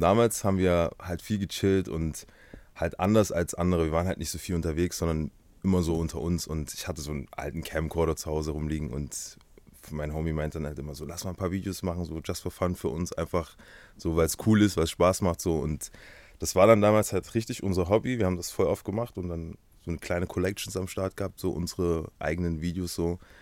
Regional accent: Halle, Saxony-Anhalt, Germany; ich komme aus Halle Saale, geboren und aufgewachsen

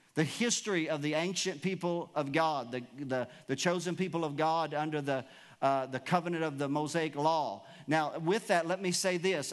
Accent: United States

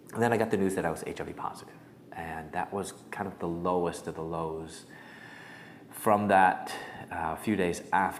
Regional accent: Chicago, Illinois, United States; moved away as an adult; also born or lived in Louisville, Kentucky / Atlanta, Georgia; I'm from Chicago. I moved to Louisville, Kentucky.

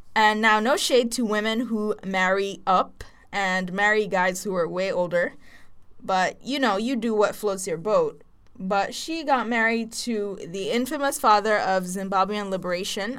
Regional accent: Nigeria; from Nigeria

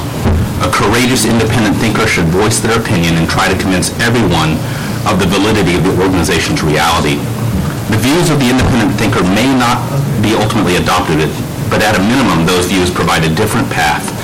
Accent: Houston, Texas, United States; moved away; I'm a born and raised Texan. I grew up in Houston

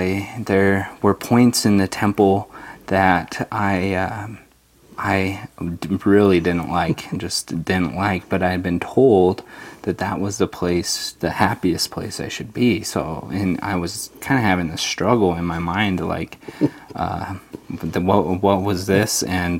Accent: Layton, Utah, United States; also born or lived in Provo, Utah; now in Kaysville, United States; I was born in Provo. Okay. And I moved up when I was about 4 to Layton, Utah.

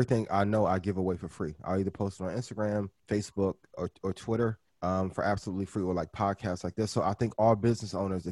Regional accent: East Chicago, Indiana, United States; I grew up in East Chicago, Indiana, which is like 15 minutes from Gary

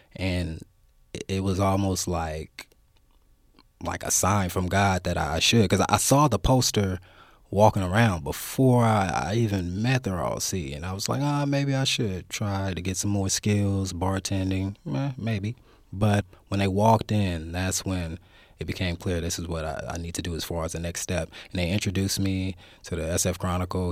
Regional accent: Oakland, California, United States; also born or lived in Richmond, California; I grew up in Oakland. I grew up in West Oakland for a little while. Moved out to Richmond

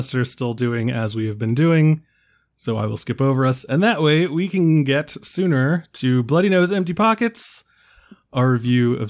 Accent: United States; I'm from America

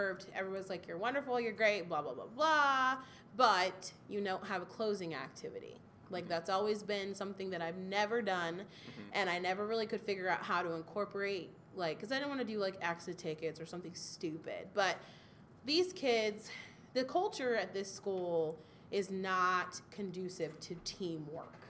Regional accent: Waldorf, Maryland, United States; they were building a brand new school in my hometown of Waldorf, Maryland

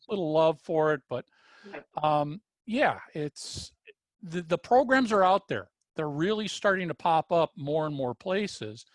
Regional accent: Minnesota, United States; I was brought up in Minnesota

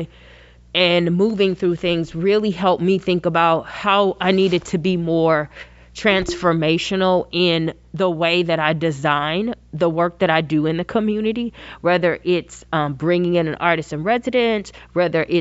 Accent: Georgia, United States; moved away as an adult; also born or lived in Kentucky; now in Arizona, United States; I grew up in Georgia, not born, but grew up in Georgia

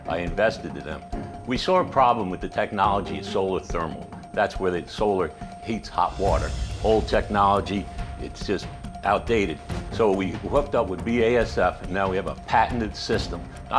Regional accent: Long Island, New York, United States; I grew up in Long Island, New York.

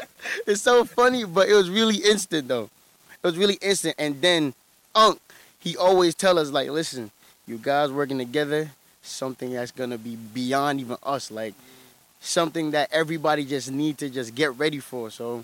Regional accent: Jamaica; I'm fully Jamaican.

